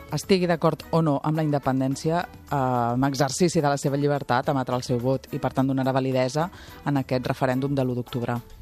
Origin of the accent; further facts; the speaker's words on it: Barcelona, Catalonia, Spain; also born or lived in L'Ametlla de Mar / Agramunt; Jo sóc molt barcelonina, em sento molt barcelonina